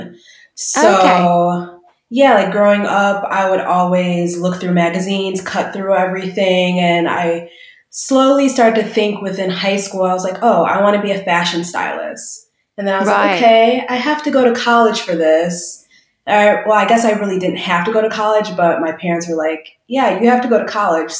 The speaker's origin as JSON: {"language": "English", "town": "Waukegan", "region": "Illinois", "country": "United States", "tie": "born or raised there", "also_born_or_lived": "Chicago", "said": "I actually grew up in a suburb outside of Chicago called Waukegan, Illinois"}